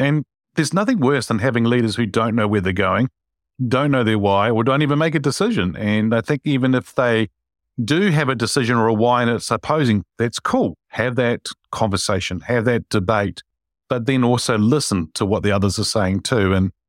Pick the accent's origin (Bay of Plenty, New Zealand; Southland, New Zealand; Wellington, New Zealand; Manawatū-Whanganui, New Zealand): Wellington, New Zealand; Wilberforce Street in Wellington, actually. I grew up in that street.